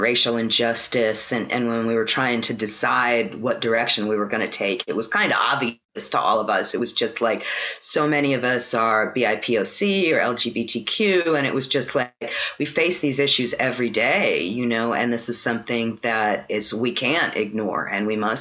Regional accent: New York City, New York, United States; now in New Orleans, United States; I grew up in Brooklyn right next to the East River

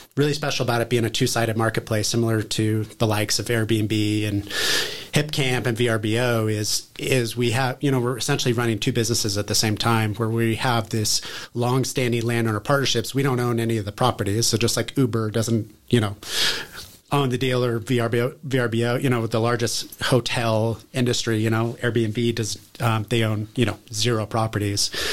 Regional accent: near Tahoe, Northern California, United States; also born or lived in Bozeman, Montana; We moved to Northern California up near Tahoe, uh, where I grew up

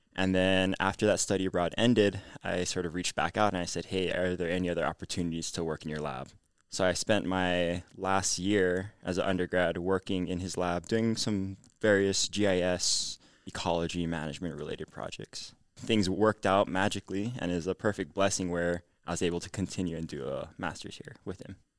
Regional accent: Honolulu, Hawaii, United States; moved away as an adult; now in Provo, United States; I'm from Nuuanu, Oahu. So Hawaii

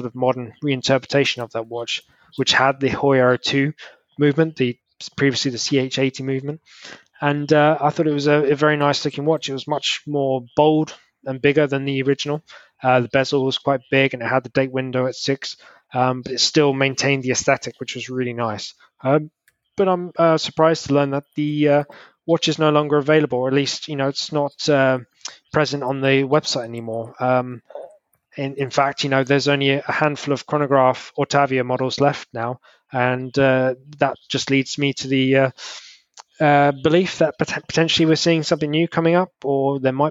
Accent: United Kingdom; me being a Brit

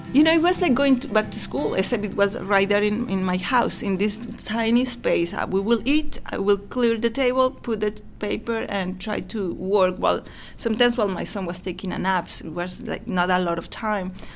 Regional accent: Mexico; English is a second language; moved away as an adult; now in United States; I grew up in Mexico

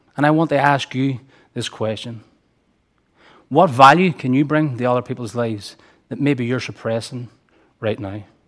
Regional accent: Derry, Northern Ireland, United Kingdom; I grew up here in Derry, in Gaeilge, in one of the most economically deprived areas of the city

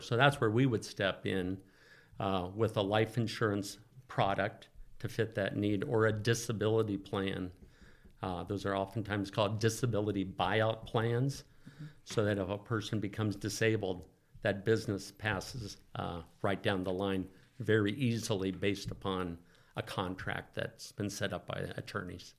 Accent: Oakland, California, United States; also born or lived in Santa Barbara; I grew up in the Oakland Hills, uh, native Californian.

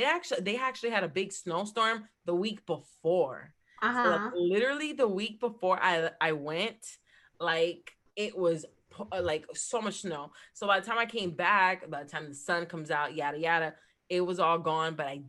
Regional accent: New Jersey, United States; now in Florida, United States; that's my hometown state

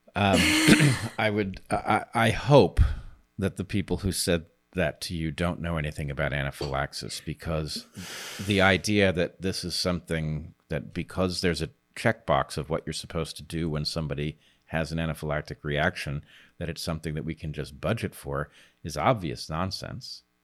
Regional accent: United States; I'm American

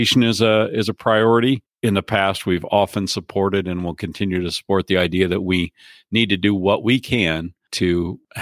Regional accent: Indiana, United States; moved away as an adult; now in North Dakota, United States; I grew up in Indiana, where my dad was an extension agent

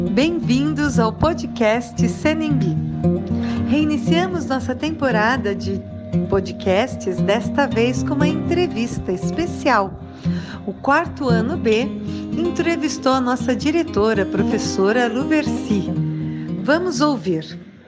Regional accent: São Paulo, Brazil; moved away as an adult; now in Caieiras, Brazil; Eu nasci em São Paulo, na cidade de São Paulo, lá no bairro de Tucuruvi

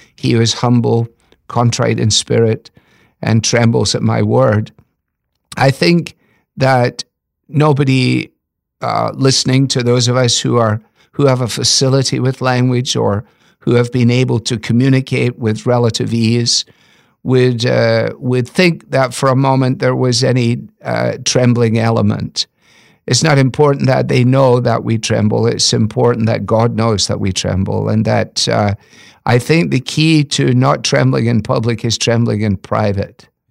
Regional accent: Scotland, United Kingdom; moved away; as a Scottish boy

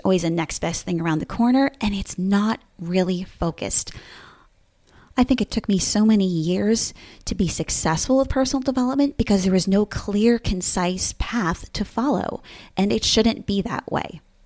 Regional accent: Bergen County, New Jersey, United States; moved away as an adult; now in Williamsburg, United States; I'm originally from New Jersey, Bergen County to be exact, and have now lived in Williamsburg, Virginia for the last fifteen and a half years

